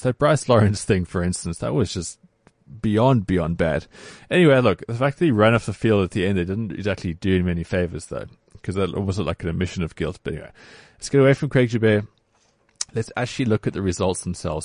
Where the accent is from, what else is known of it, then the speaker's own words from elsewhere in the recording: South Africa; as South African rugby players.